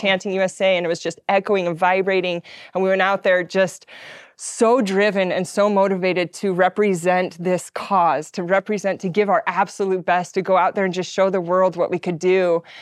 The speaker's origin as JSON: {"language": "English", "region": "Utah", "country": "United States", "tie": "born or raised there", "said": "I grew up in Utah"}